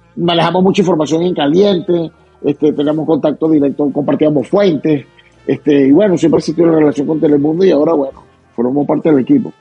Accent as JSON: {"language": "Spanish", "country": "Venezuela", "tie": "born or raised there", "moved": "as an adult", "lives_now": "Utah, United States"}